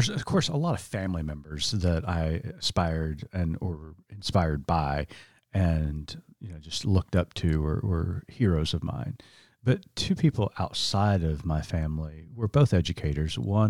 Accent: Oklahoma, United States; wasn't getting that anywhere else, you know, with just the stereotypes and the derogatory comments, just growing up in Eastern Oklahoma. But Mrs. Clark really showed me that being indigenous, being Native, was something to be proud of.

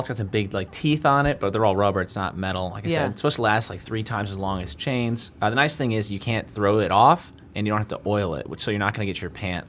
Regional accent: Rochester, United States; moved away; I'm from Rochester, I'm super soft.

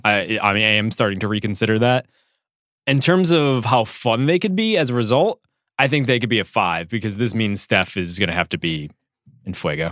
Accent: Connecticut, United States; I grew up in Connecticut

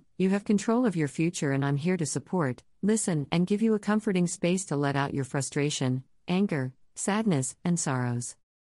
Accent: the South, United States; As a Black gay man growing up in the South, it was taboo even to talk about being gay, and it was especially taboo to talk about mental health.

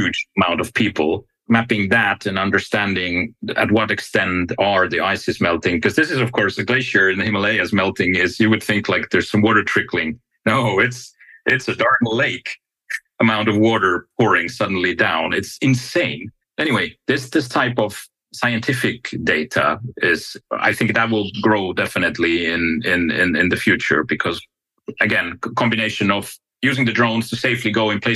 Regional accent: Finland; I come from Finland

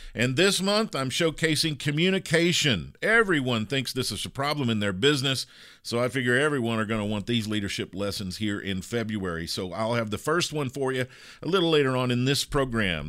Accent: Kentucky, United States; I grew up with horses in Kentucky, in the United States

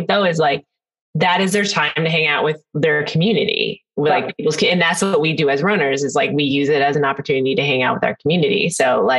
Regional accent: Minnesota, United States; moved away as an adult; now in Chicago, United States; I'm from Minnesota.

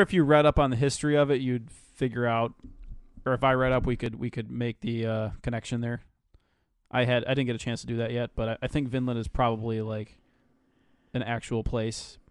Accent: United States; I'm American

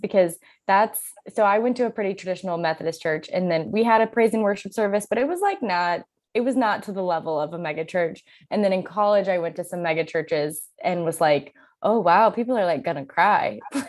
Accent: the South, United States; So I grew up in the South, and I knew a few people who were Catholic

